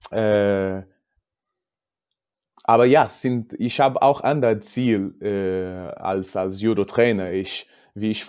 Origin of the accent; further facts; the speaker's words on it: Portugal; German is a second language; aber ich bin Portugiese und ich habe keine Angst, über mich zu sprechen.